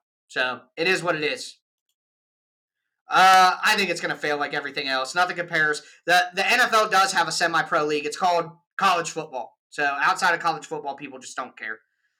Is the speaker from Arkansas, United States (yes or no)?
no; Ohio, United States; Guys, if you don't know, I'm from Ohio. I've lived in Ohio my whole life.